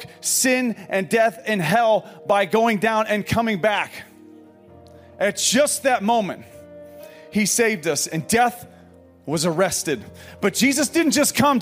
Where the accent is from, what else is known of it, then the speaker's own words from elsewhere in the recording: Pekin, Illinois, United States; moved away; a coffee shop in Pekin, Illinois, which is my hometown.